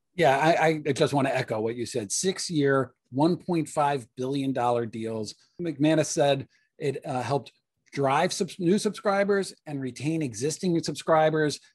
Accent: Washington, District of Columbia, United States; in my hometown, NBC Sports Washington

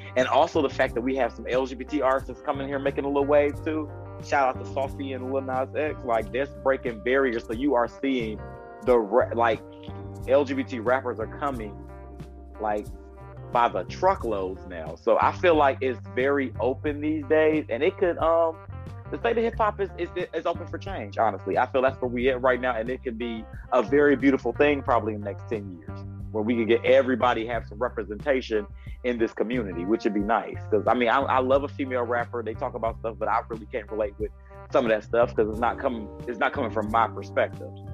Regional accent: Michigan, United States; I'm from Michigan

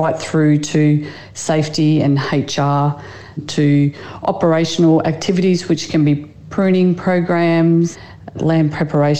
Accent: New South Wales, Australia; I grew up in New South Wales.

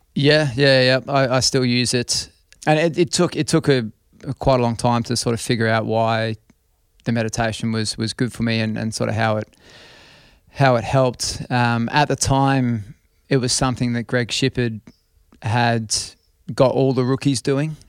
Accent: Australia; I was born in Australia.

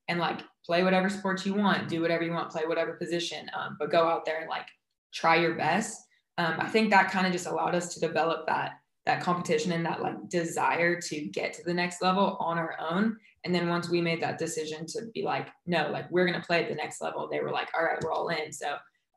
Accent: Huntington Beach, California, United States; I'm from Huntington Beach, California. So grew up 10 blocks from the beach

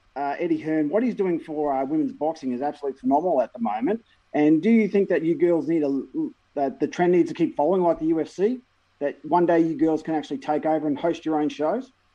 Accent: Australia; as an Australian

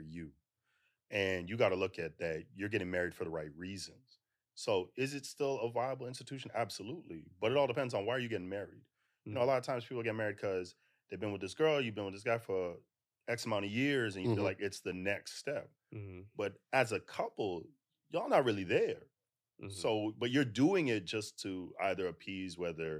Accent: Toronto, Ontario, Canada; now in United States; I'm originally from Toronto, so Guyanese parents.

